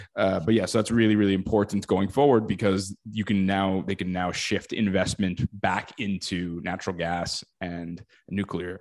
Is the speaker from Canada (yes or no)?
yes; Canada; as a Canadian